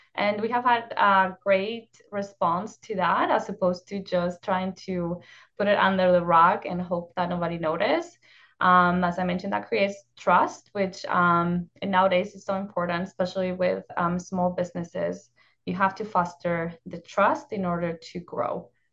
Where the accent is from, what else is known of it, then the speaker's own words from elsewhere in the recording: northern Mexico, Mexico; moved away; I grew up in northern Mexico in a small town, um, in the desert.